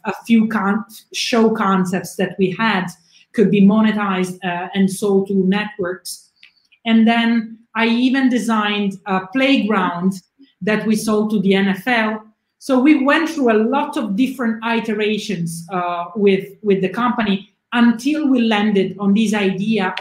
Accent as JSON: {"language": "English", "town": "Lizzano", "region": "Apulia", "country": "Italy", "tie": "born or raised there", "also_born_or_lived": "Milan", "moved": "as an adult", "said": "I grew up in southern Italy in a small town in the province of Taranto in the Puglia region, and my town is called Lizzano."}